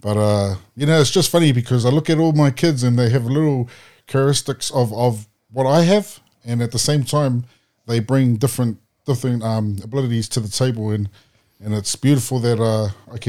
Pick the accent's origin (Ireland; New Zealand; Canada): New Zealand; Wellington; I was brought up in Wellington